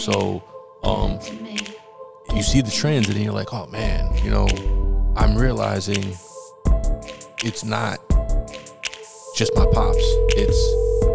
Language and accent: English; New York City, New York, United States; Like, we're all New Yorkers, yeah. We're all from the Bronx